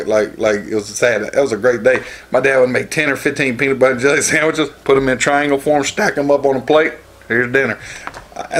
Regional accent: Georgia, United States; I'm a redneck from Georgia

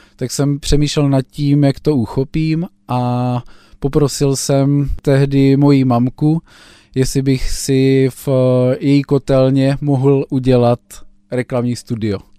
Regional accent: Blansko, South Moravian Region, Czechia; Já jsem z Blanska.

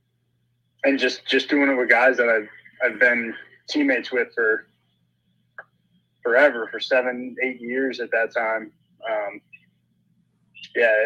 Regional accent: Willimantic, Connecticut, United States; when we were growing up in Willimantic, Connecticut

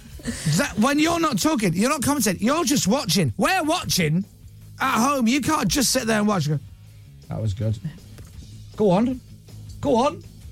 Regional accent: Leeds, Yorkshire and the Humber, United Kingdom; Maybe it's because I'm from Leeds

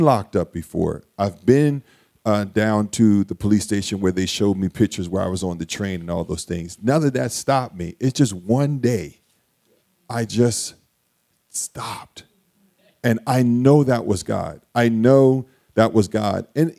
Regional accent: Wilmington, Delaware, United States; So I grew up in Wilmington. I grew up in the projects of Wilmington, Delaware, in this South Wilmington and in North Wilmington

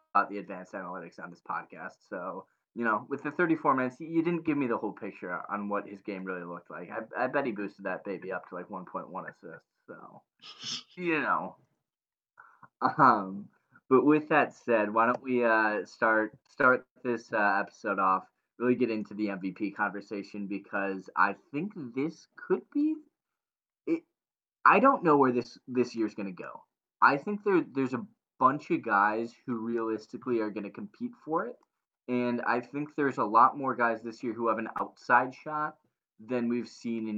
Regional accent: Chicago suburbs, Illinois, United States; I grew up in the Chicago Burbs

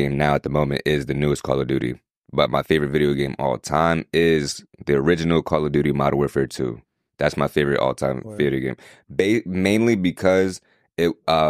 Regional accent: New York, United States; I was born and raised in New York

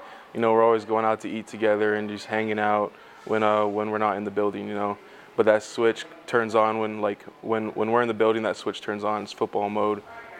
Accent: Hawaii, United States; moved away as an adult; also born or lived in Arizona; now in Nebraska, United States; Back home in Hawaii, we always leave our shoes outside of our house.

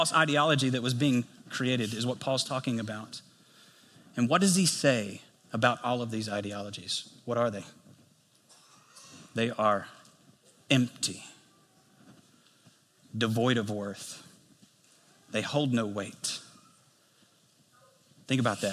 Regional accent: United States; if you were to go to my hometown, you go to White County, you go into Nally Valley

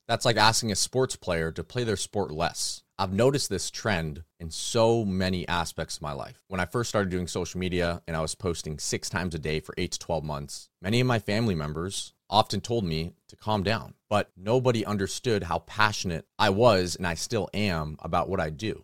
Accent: California, United States; I'm from California

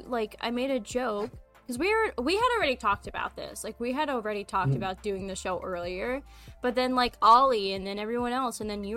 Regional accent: United States; I'm American, actually, not Russian.

